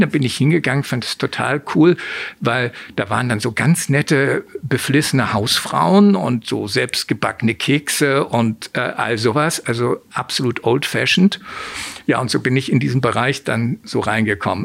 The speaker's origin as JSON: {"language": "German", "region": "Hamburg", "country": "Germany", "tie": "born or raised there", "said": "Ich bin in Hamburg geboren, aufgewachsen"}